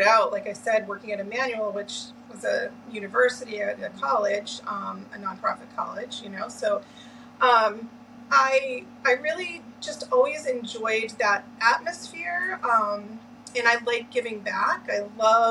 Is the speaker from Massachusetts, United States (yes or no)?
yes; Lynn, Massachusetts, United States; I grew up in Lynn, Massachusetts.